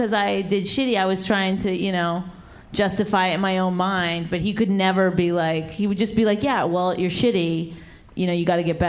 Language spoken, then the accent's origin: English; Canada; I mean, I'm Canadian. I apologize all the time anyway